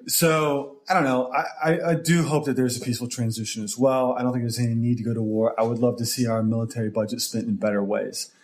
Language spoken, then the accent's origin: English; Tulsa, Oklahoma, United States; moved away as an adult; also born or lived in Dallas, Texas; Originally from Tulsa, Oklahoma, lived there, grew up there. Uh, originally, actually from from Oklahoma City. If we're going to get detailed here, but then moved to Tulsa when I was seven with the family.